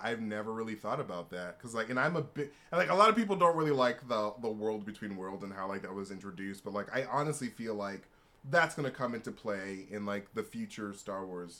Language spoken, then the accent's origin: English; Alabama, United States; Ship Luke and Leia, actually. I'm from Alabama.